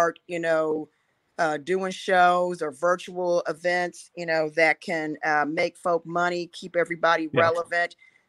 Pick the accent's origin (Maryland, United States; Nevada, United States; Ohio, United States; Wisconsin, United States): Ohio, United States; Cincinnati; also born or lived in Kansas City; now in Round Rock, United States; I'm originally from Cincinnati, Ohio.